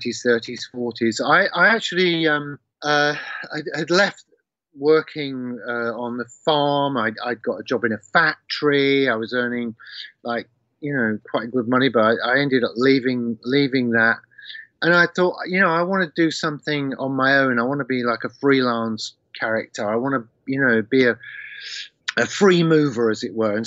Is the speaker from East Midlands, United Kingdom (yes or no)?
yes; Leicester, East Midlands, United Kingdom; my hometown in Leicester